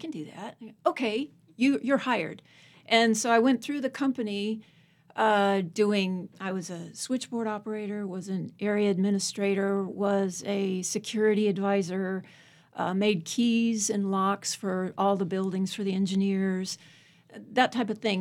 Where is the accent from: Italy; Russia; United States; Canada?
United States; Alexandria, Virginia; moved away as an adult; also born or lived in California; now in Abingdon, United States; originally I'm from Alexandria, Virginia. Went to Virginia Tech. Lived in California for thirty-five years